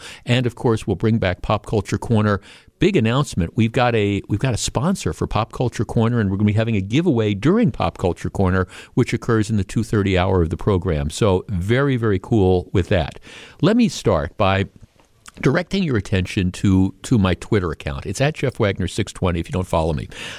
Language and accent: English; Glendale, Wisconsin, United States; I grew up in Glendale. I grew up about a mile and a half from Bayshore Town Center, formerly Bayshore Shopping Center.